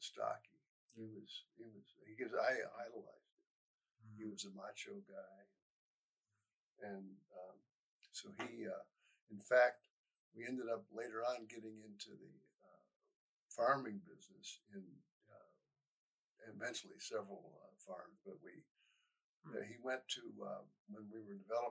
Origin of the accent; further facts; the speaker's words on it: Elyria, Ohio, United States; also born or lived in Grafton, Ohio; I was born at Elyria Hospital.